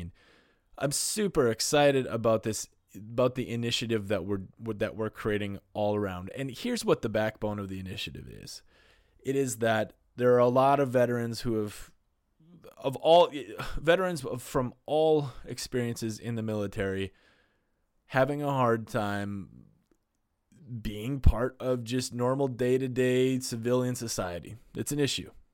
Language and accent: English; North Dakota, United States; I'm from North Dakota in the Midwest